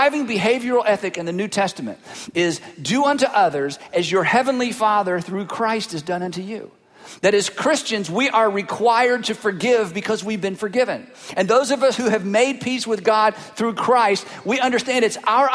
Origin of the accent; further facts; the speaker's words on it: Fruitland, North Carolina, United States; I am from Fruitland, North Carolina